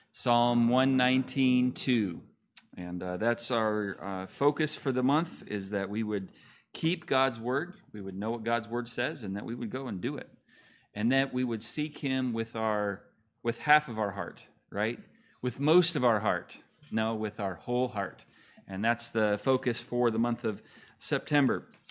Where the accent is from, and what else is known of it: California, United States; born or raised there; moved away as an adult; also born or lived in Montana; now in Oklahoma, United States